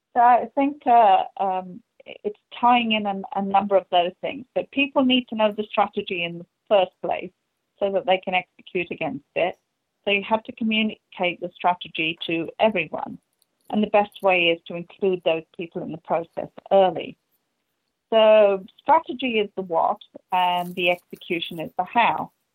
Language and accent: English; England, United Kingdom; moved away; you can hear from the accent, uh, I'm from England